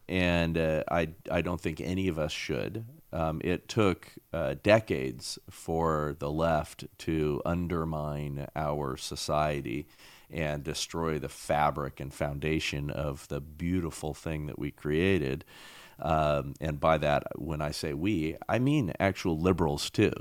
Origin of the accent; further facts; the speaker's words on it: Southern California, United States; I grew up same time frame, and I grew up here in California, right? Southern California.